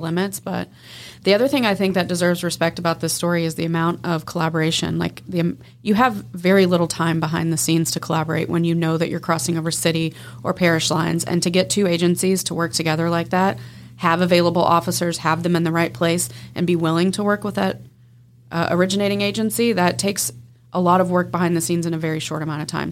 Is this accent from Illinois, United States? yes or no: no; Texas, United States; Texas, my home state